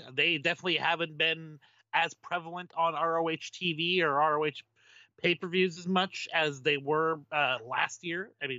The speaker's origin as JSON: {"language": "English", "country": "United States", "said": "I'm an American"}